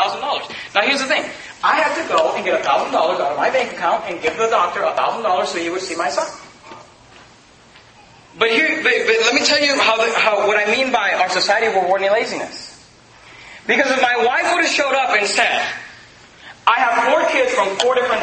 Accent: United States; I'm thankful I'm an American. I'm thankful I live in America

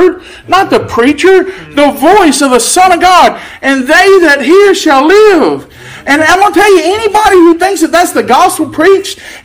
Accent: Louisiana, United States; moved away as an adult; also born or lived in Arkansas; I'm from Louisiana

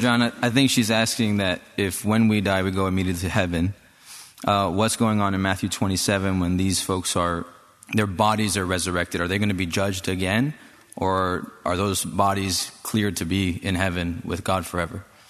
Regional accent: China; moved away; I'm from China

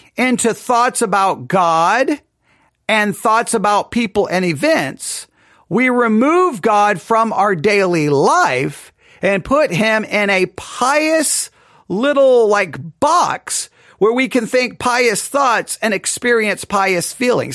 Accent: Texas, United States; I'm from Texas

